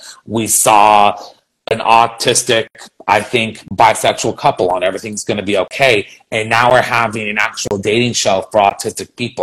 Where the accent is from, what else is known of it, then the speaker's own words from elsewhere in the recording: San Francisco, California, United States; my hometown of San Francisco